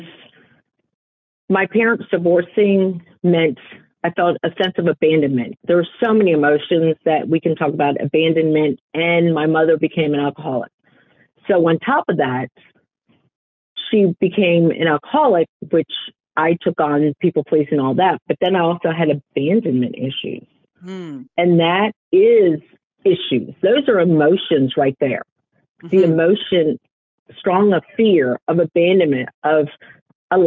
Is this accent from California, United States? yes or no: no; Richmond, Virginia, United States; also born or lived in Toms River, New Jersey / northern New Jersey / Florida; I have been a Richmond, Virginia native for most of my life